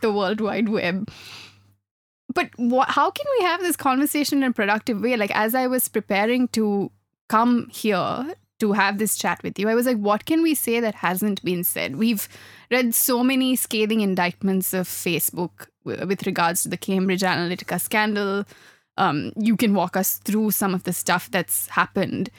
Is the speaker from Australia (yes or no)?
no; Sri Lanka; I grew up in Sri Lanka